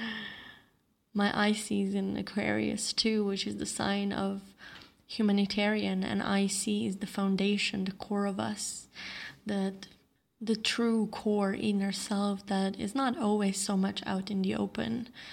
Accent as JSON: {"language": "English", "country": "Slovenia", "tie": "born or raised there", "moved": "yes", "lives_now": "Bali, Indonesia", "said": "my hometown or my home country of Slovenia"}